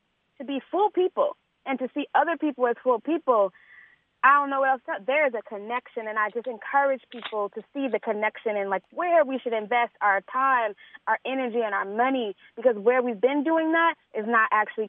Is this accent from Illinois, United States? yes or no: yes; Chicago, Illinois, United States; I grew up here. I was born and raised on the South Side.